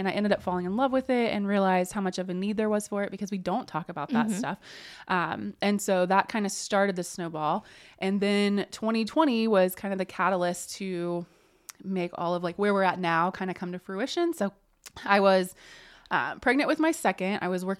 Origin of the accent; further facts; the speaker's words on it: Indiana, United States; now in Muncie, United States; So I grew up in Jay County and then went to undergrad and grad school at University of Evansville.